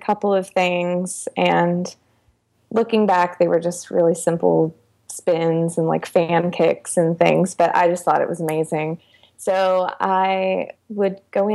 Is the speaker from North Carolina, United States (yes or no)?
yes; Charlotte, North Carolina, United States; I grew up in the Charlotte area in North Carolina. So I've been here most of my life.